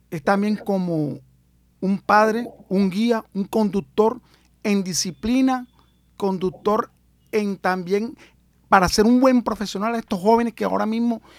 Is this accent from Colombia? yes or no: yes; Colombia; yo soy colombiano, tú eres colombiano y los que nos escuchan son colombianos